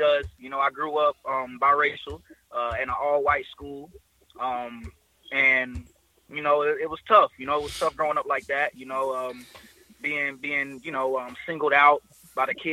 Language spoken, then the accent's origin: English; Columbia, South Carolina, United States; I'm from South Carolina, Columbia, South Carolina